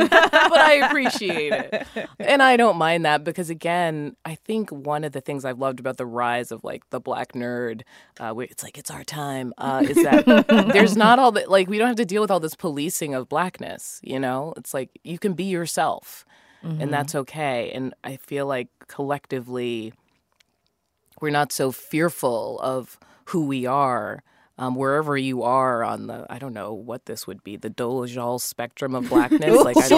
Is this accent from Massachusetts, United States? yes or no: yes; Massachusetts, United States; my family, they're all Jamaican, but I grew up in Massachusetts and I just ended up with no accent.